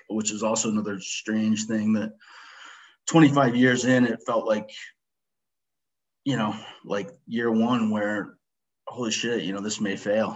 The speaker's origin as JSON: {"language": "English", "town": "Littleton", "region": "Colorado", "country": "United States", "tie": "born or raised there", "said": "I born and raised in Littleton, Colorado."}